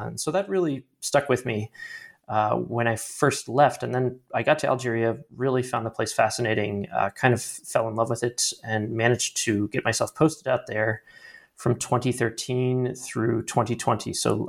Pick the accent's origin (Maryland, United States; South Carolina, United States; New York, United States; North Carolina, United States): Maryland, United States; Baltimore; I am originally from Baltimore, Maryland, and I grew up with a bit of a sort of intellectual curiosity about the outside world